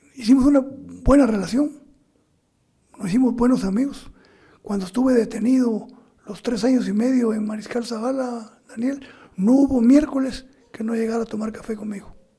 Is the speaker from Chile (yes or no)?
no; Guatemala; moved away; also born or lived in Mexico; soy guatemalteco